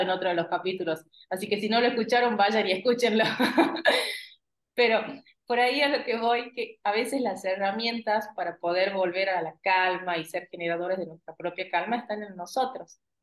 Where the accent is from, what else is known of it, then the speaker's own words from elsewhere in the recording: Argentina; nosotros los argentinos